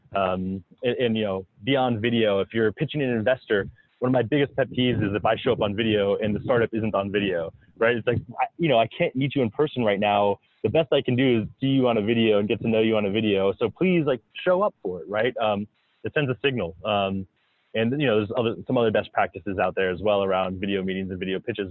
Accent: South Florida, United States; moved away as an adult; now in Minnesota, United States; I grew up in South Florida

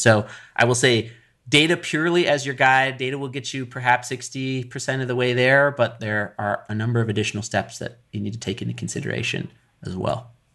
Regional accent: Colorado, United States; I grew up in Colorado

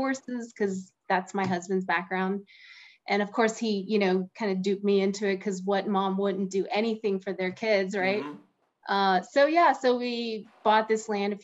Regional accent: Pittsburgh, Pennsylvania, United States; now in Austin, United States; I grew up in Pittsburgh

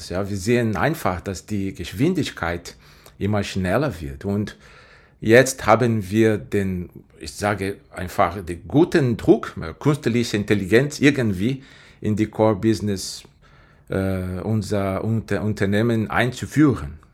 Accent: Brazil; German is a second language; Äh, ich komme ursprünglich aus Brasilien, ich bin bei IBM seit 13 Jahren.

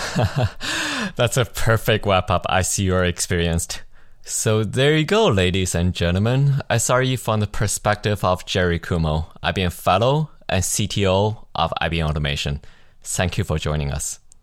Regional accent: Canada; Being a Canadian

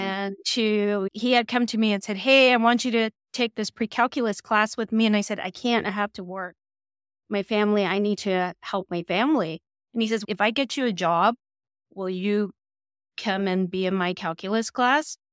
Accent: Los Angeles, California, United States; growing up in East Los Angeles

